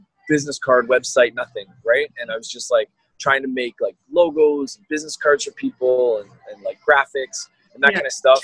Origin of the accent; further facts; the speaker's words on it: Brampton, Ontario, Canada; now in Toronto, Canada; So I grew up in Brampton's factory town.